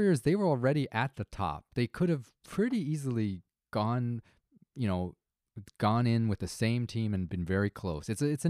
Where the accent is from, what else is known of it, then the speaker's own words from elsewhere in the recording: Toronto, Ontario, Canada; We're from Toronto